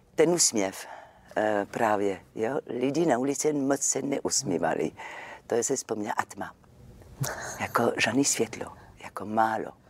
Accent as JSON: {"language": "Czech", "town": "Marseille", "region": "Provence-Alpes-Côte d'Azur", "country": "France", "second_language": "Czech", "moved": "as an adult", "lives_now": "Czech Republic", "said": "já jsem jako z Marseille, tak my jsme takové temperamentní"}